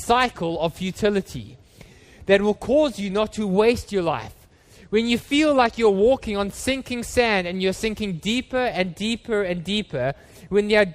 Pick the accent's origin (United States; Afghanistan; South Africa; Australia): South Africa; Johannesburg, Gauteng; when I was a boy, we grew up in Johannesburg, and we don't live in apartments in South Africa